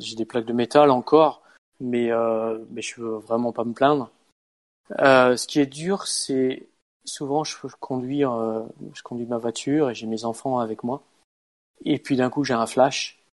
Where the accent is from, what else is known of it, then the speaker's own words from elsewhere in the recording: France; moved away as an adult; now in Norway; on est français